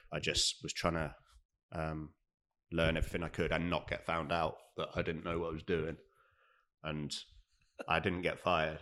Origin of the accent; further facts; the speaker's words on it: Devon, South West England, United Kingdom; also born or lived in London; now in Cardiff, United Kingdom; I'm from Devon, so I'd done the odd like summer jobs down there